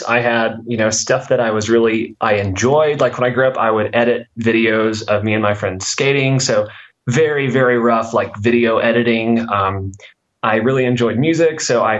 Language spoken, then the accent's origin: English; Pocahontas, Arkansas, United States; So I grew up in Northeast Arkansas, specifically a town called Cocahontas, which is like 6,000 people. And while I was there, I mostly was, I was homeschooled.